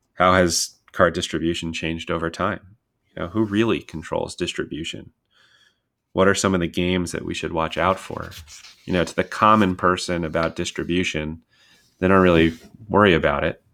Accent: Westchester County, New York, United States; moved away as an adult; I grew up in Westchester County, New York

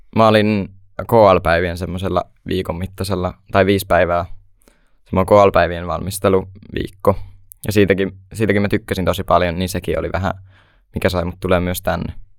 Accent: Hollola, Päijät-Häme, Finland; mä oon 16 vuotta ja tuun Hollolasta

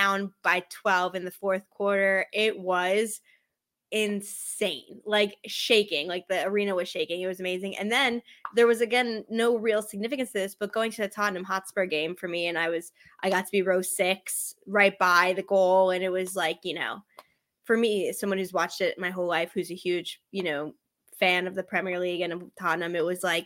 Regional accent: United States; as an American, as someone who's loved soccer

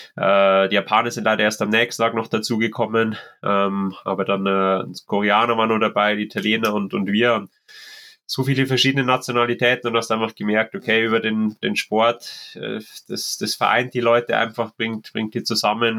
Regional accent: Germany; bei uns in Deutschland

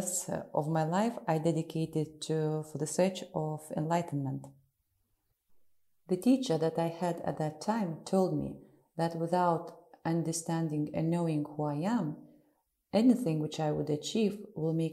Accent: Russia; also born or lived in Ukraine; I'm from Russia and live in the city of Moscow

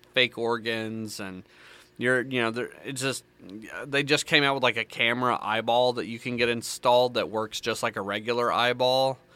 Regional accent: the South, United States; accent: country; Born and raised in the South

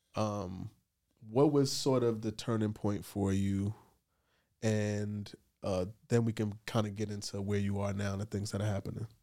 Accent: New York City, New York, United States; I grew up in the Bronx

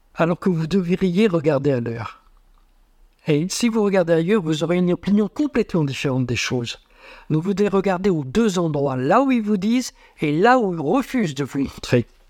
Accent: France; nous, en tant que Français

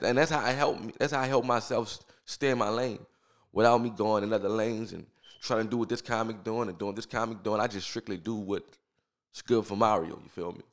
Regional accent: New Orleans, Louisiana, United States; I grew up in New Orleans. I'm from New Orleans, New Orleans

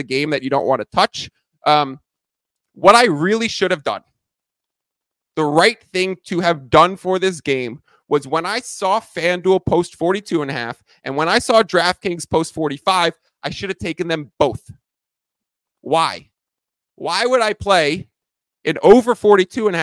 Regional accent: New York, United States; moved away; I'm originally from New York

